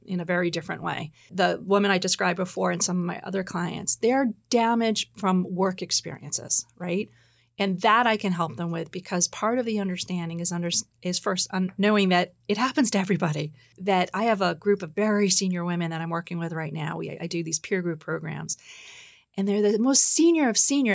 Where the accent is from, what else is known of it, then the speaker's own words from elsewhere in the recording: New York, United States; now in Boston, United States; I um, grew up in New York. I'm a New Yorker now. I live in Boston.